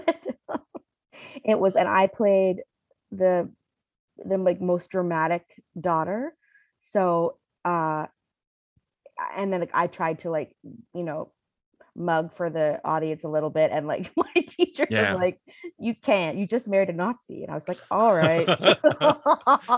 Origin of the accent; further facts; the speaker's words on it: Ottawa, Ontario, Canada; moved away; also born or lived in Toronto; I grew up in Ottawa, and then we moved to Toronto.